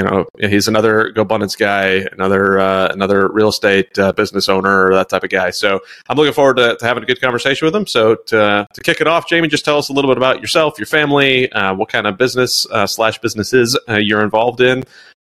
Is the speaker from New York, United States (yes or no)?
yes; New York, United States; born there; Like I was born in New York.